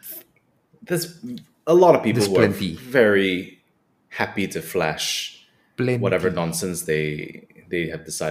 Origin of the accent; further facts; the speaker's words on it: Malaysia; I'm Malaysian as well